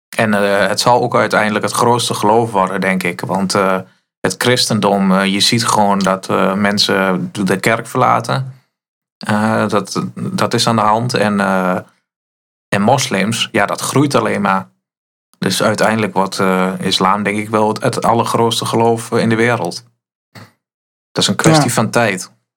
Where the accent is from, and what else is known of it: Netherlands